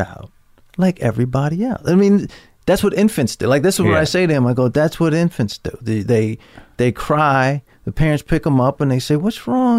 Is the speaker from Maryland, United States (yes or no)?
yes; Baltimore, Maryland, United States; I'm from Baltimore. I'm used to going up and down 95